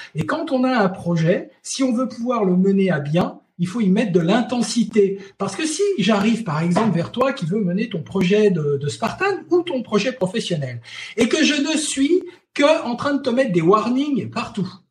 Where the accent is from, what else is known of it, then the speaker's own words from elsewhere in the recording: Chamonix, Auvergne-Rhône-Alpes, France; je suis de Chamonix